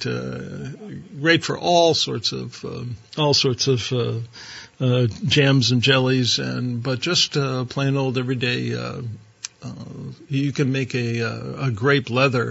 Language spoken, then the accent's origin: English; Ohio, United States; I grew up in Ohio